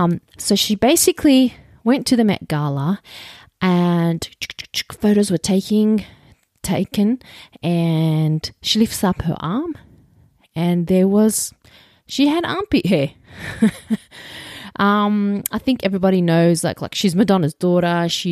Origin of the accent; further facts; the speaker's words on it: Roselands, New South Wales, Australia; I grew up like in Roselands, and I went to a punch bowl school. There was Arabs, Asians, and Aussies.